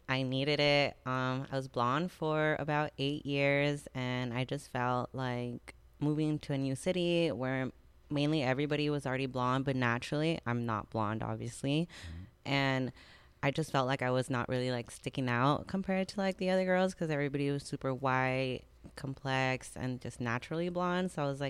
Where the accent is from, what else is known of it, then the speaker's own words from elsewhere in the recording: El Paso, Texas, United States; now in Dallas, United States; I live in Dallas, but I'm from El Paso.